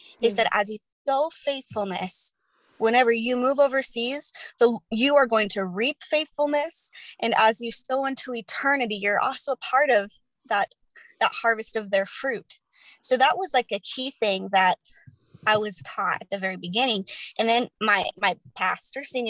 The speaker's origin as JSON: {"language": "English", "town": "Chandler", "region": "Arizona", "country": "United States", "moved": "yes", "said": "I'm initially from Chandler, Arizona"}